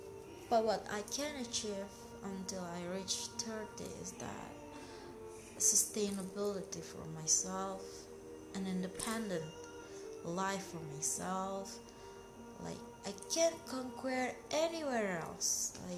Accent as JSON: {"language": "English", "region": "Jakarta", "country": "Indonesia", "second_language": "English", "lives_now": "Bali, Indonesia", "said": "I mean, here in Bali, my friend lives in another city, you know, because I came from Jakarta."}